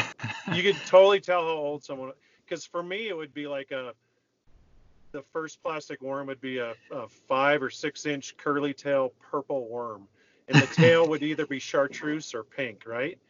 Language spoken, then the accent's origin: English; Minnesota, United States; growing up in Minnesota